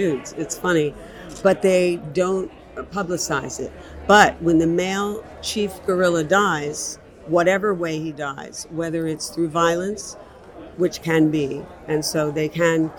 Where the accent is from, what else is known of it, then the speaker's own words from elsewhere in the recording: Philadelphia, Pennsylvania, United States; I'm from Philadelphia, but I'm here in New Haven.